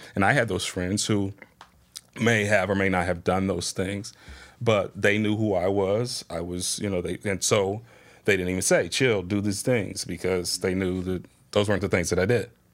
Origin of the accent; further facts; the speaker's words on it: Springfield, Ohio, United States; born and raised in Springfield, Southwest Side resident